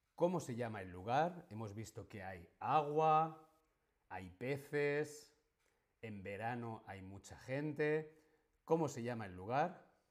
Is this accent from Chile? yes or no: no; Spain; yo soy actor, yo soy streamer, yo soy español.